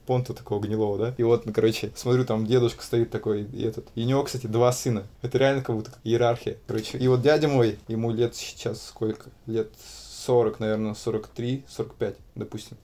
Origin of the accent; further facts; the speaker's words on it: Ulan-Ude, Buryatia, Russia; now in Saint Petersburg, Russia; я из Улан-Удэ